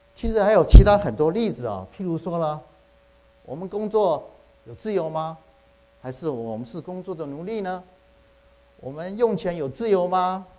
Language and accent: Chinese; Taiwan; now in United States; 这个冬天我回去啊，去台湾去看我母亲，我父亲两年前过世，我母亲，呃，年纪老迈，现在九十四岁了